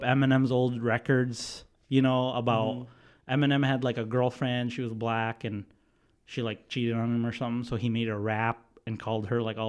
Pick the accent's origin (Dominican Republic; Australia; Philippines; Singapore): Philippines; moved away; also born or lived in Hampshire; Like, I grew up in the Philippines, right?